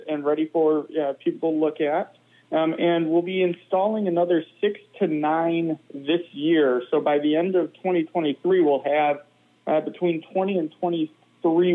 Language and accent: English; Michigan, United States; now in Madison, United States; I'm a meteorologist who grew up in the Great Lakes. I'm from Michigan originally